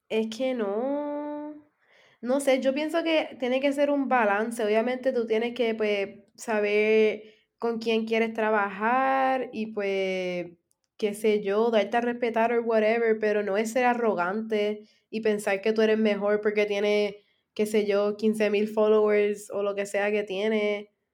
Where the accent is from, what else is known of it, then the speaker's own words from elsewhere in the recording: San Germán, Puerto Rico; yo soy de San Germán